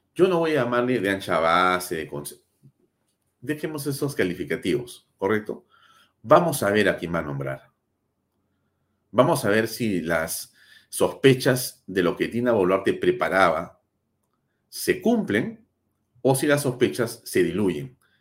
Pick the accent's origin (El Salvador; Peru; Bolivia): Peru; somos ciudadanos del Perú